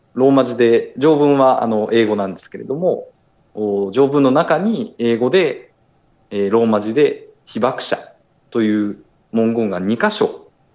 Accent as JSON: {"language": "Japanese", "region": "Osaka", "country": "Japan", "tie": "born or raised there", "moved": "as an adult", "lives_now": "Nagasaki, Japan", "said": "私あの大阪出身なんですけれども"}